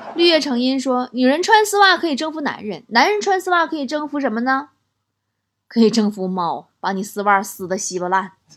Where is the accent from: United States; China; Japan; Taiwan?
China; Shenyang, Liaoning; 还是我家乡